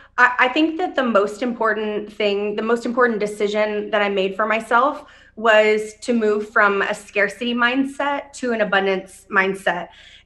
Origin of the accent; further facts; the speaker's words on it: Dayton, Ohio, United States; moved away; I came here from Dayton, Ohio. I didn't really know anybody.